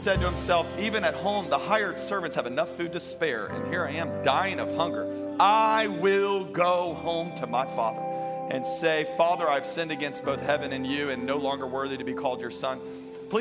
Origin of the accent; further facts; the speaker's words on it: Baton Rouge, Louisiana, United States; now in Tampa Bay, United States; I am originally from Louisiana. I am a raging Cajun.